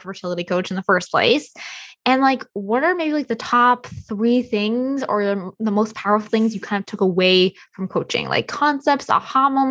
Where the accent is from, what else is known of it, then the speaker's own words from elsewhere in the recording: United States; I'm the American lady